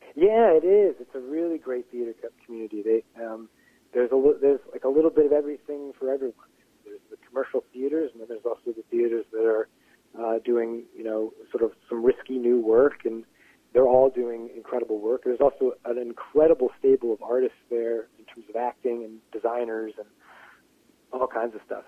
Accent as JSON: {"language": "English", "town": "Pittsburgh", "region": "Pennsylvania", "country": "United States", "tie": "born or raised there", "said": "I'm from right outside Pittsburgh city limits"}